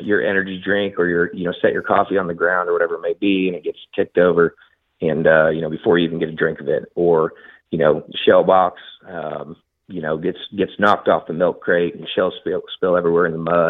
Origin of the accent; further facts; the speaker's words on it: Southeast Nebraska, United States; also born or lived in Texas; now in Oklahoma, United States; I grew up in Southeast Nebraska